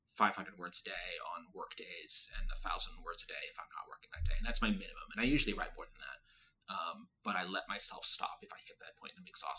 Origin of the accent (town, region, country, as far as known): Boston, Massachusetts, United States; now in New York, United States